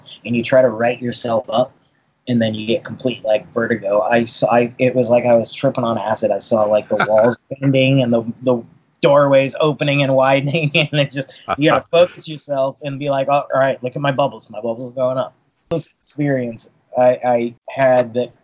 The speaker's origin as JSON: {"language": "English", "town": "Boston", "region": "Massachusetts", "country": "United States", "tie": "born or raised there", "also_born_or_lived": "Poland / Newport, Rhode Island", "moved": "yes", "lives_now": "Kauai, United States", "said": "I was born in Poland, actually. I grew up in Boston"}